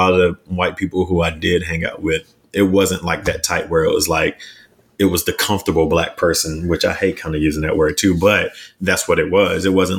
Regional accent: North Carolina, United States; moved away; if I go to North Carolina and I visit my family, I'm not going to want to go and travel. Cause Charlotte's 2 hours away from my hometown.

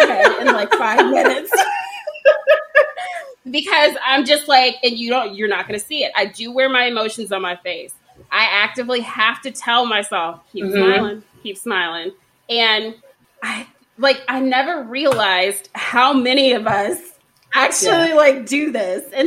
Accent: Texas, United States; I'm from Texas

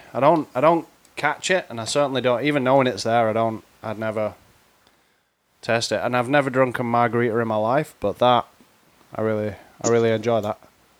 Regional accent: England, United Kingdom; I'm an Englishman.

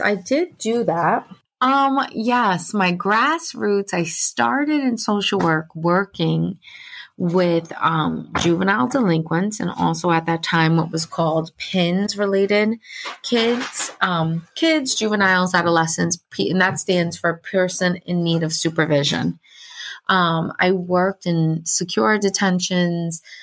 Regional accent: Orange County, New York, United States; I grew up in Orange County, New York

